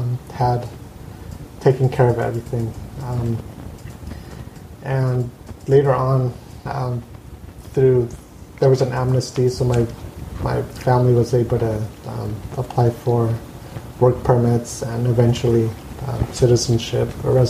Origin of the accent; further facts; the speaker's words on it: Costa Mesa, California, United States; And my family was living here in Costa Mesa, so we grew up in here in Costa Mesa. We never left.